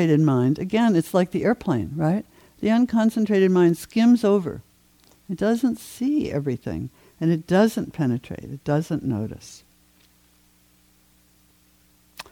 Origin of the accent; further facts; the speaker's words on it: New England, United States; I grew up in New England